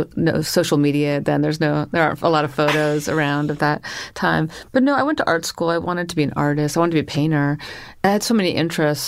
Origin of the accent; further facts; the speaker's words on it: Northern California, United States; also born or lived in Paris; now in New York, United States; I grew up in Northern California